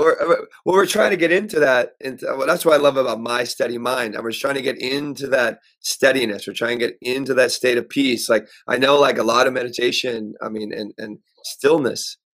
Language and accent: English; Pennsylvania, United States; also born or lived in New York; I was raised in Pennsylvania in this house I'm in right now